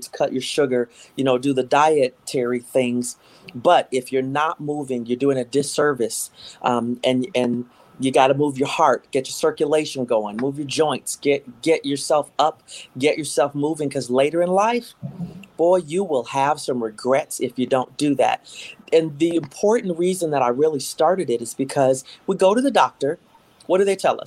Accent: Minnesota, United States; also born or lived in Houston, Texas; I am a Minnesotan. I was born in Houston, Texas, but I was raised here from the age of two

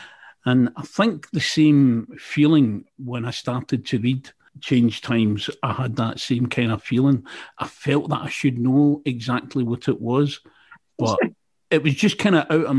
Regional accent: Glasgow, Scotland, United Kingdom; first language Scots; moved away as an adult; I'm from Glasgow. And I lived away from Glasgow for a lot of years

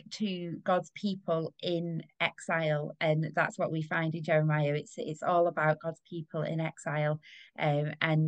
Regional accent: United Kingdom; we as British people

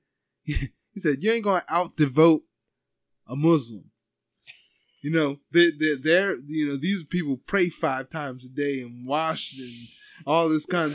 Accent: Ephrata, Pennsylvania, United States; I grew up in Ephrata

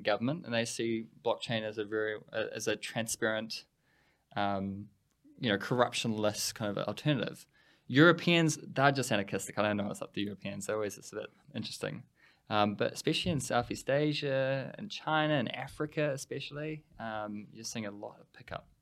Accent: New Zealand; We're a little Switzerland at the bottom of the world

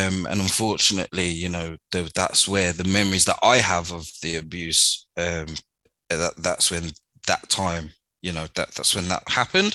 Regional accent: Birmingham, West Midlands, United Kingdom; I was born in Birmingham, St. Elizabeth Hospital on the 5th of the 12th, 1985.

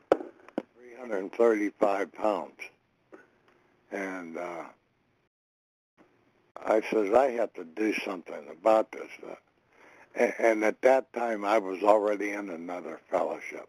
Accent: Connellsville, Pennsylvania, United States; I was born in Connellsville, Pennsylvania at a very young age, and had a normal childhood

